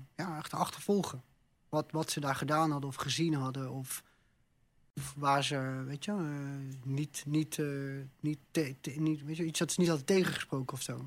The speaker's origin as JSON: {"language": "Dutch", "country": "Netherlands", "also_born_or_lived": "Amsterdam", "said": "kom in Nederland"}